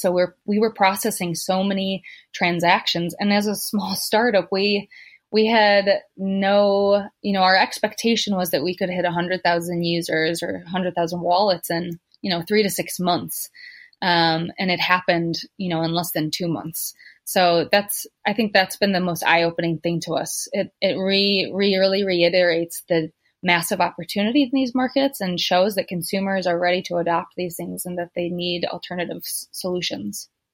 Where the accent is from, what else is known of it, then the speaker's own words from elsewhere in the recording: United States; moved away as an adult; now in Africa; I'm American. I I moved to Africa